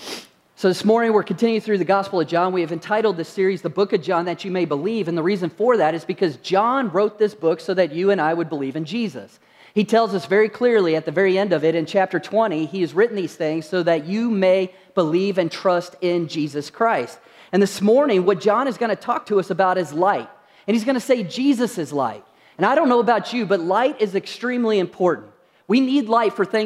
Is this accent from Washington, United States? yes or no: no; Kentucky, United States; moved away; also born or lived in Utah; when I was growing up, I grew up in Kentucky